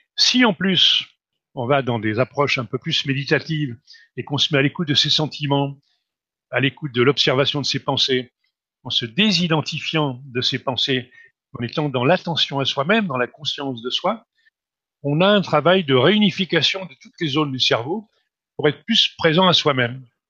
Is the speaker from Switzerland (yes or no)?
no; France; Je suis né en France, d'un père tchèque, d'une mère slovaque